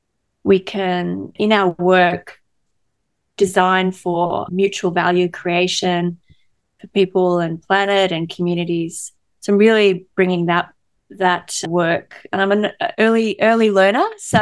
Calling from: New South Wales, Australia; I am joining from Darawal country here on the south coast of New South Wales. It's a beautiful part of Australia where the escarpment meets the ocean.

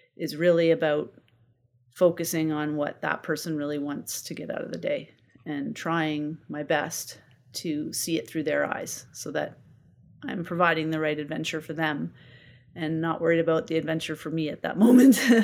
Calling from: Canmore, Alberta, Canada; I am calling in from Camor, Alberta

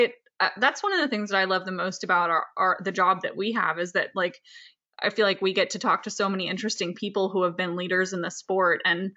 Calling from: Saratoga Springs, New York, United States; I'm calling in from Saratoga Springs, New York

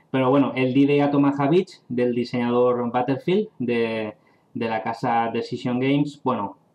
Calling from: Gandia, Valencian Community, Spain; Hola Javi y David … de Gandía, Valencia.

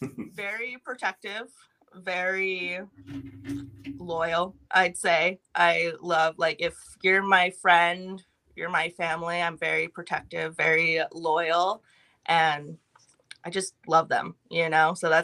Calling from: Tempe, Arizona, United States; I'm in Tempe, Arizona right now.

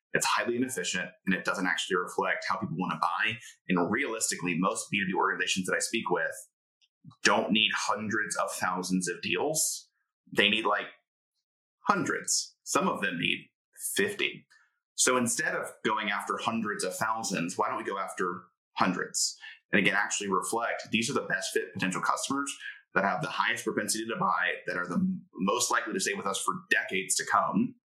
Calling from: Indianapolis, Indiana, United States; I am tuning in from Indianapolis, Indiana.

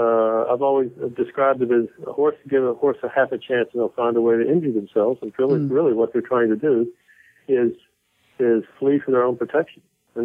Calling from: Washington, District of Columbia, United States; I'm back east. I travel a lot, but you caught me in my where I live and work is Washington, D.C.

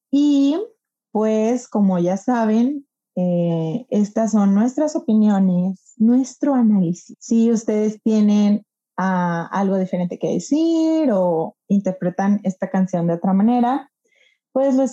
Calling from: Toluca, State of Mexico, Mexico; Hace poco les escribí en Instagram sobre Epiphany. Soy de Toluca y me encanta su podcast

